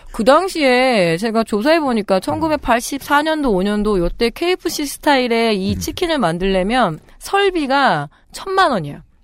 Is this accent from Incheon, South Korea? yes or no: no; Chungju, North Chungcheong, South Korea; moved away; 제가 충북 충주 출신인데 우리 집이 그때 아빠가 팔고 왔을 때 되게 큰 집이었거든요